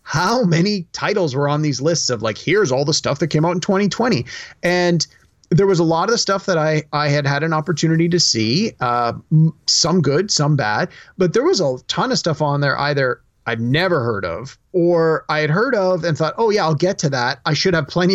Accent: Canada; as a Canadian

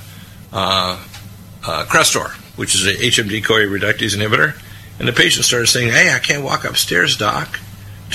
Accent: United States; also born or lived in Canada; I'm an American

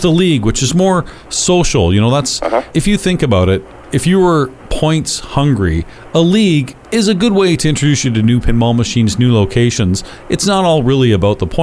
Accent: London, Ontario, Canada; I'm born and raised in London, but I don't live in the city anymore.

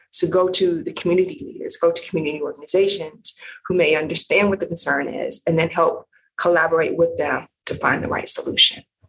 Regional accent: Cleveland, Ohio, United States; also born or lived in Michigan; grew up in the Midwest, um, Cleveland, Ohio

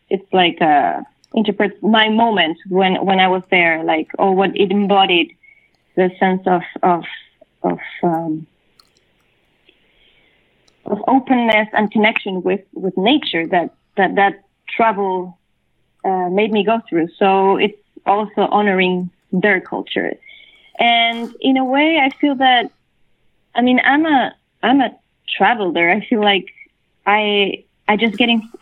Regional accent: Chile; first language Spanish; English is a second language; now in New York, United States; coming from Chile, my native language is Spanish, right? And then moving to New York

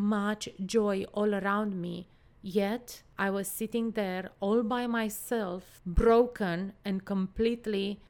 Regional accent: Romania; I was born in Romania, a country that was under a communist dictatorship until 1989. I think I was 10 or 11 when the communist was eradicated

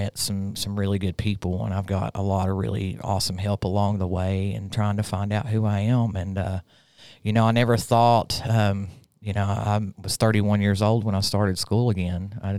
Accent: Rutledge, Tennessee, United States; also born or lived in Pike County, Kentucky; So I'm originally from Pike County, Kentucky. {S1} Nice. {S2} I was raised primarily in a small town called Rutledge. It's inside Granger County, which are only famous for tomatoes.

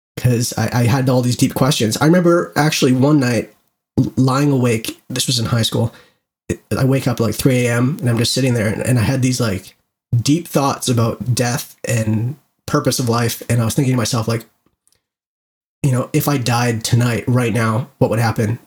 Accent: Canada; being Canadian

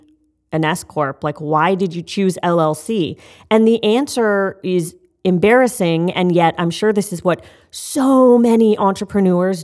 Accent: Canada; I'm Canadian.

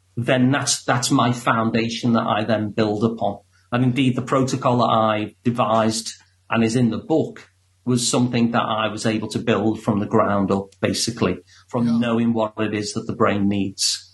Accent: Liverpool, North West England, United Kingdom; I'm from Liverpool, so I actually sound like the guy who does your introduction

